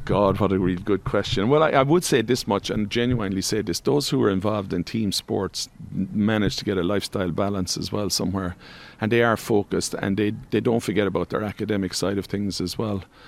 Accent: Tralee, Munster, Ireland; I'm from Tralee, so there was always good local rivalries there

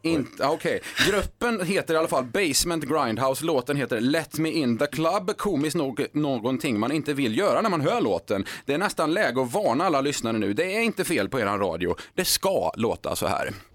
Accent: Skara, Västra Götaland, Sweden; Skara där jag kommer ifrån

